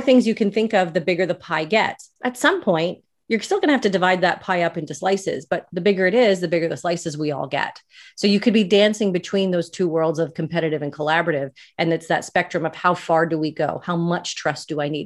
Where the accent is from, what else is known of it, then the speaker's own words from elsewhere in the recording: Canada; I'm Canadian.